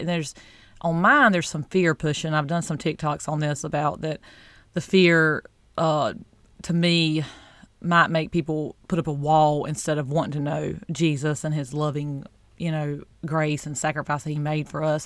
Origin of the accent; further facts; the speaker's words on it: the South, United States; I'm from the South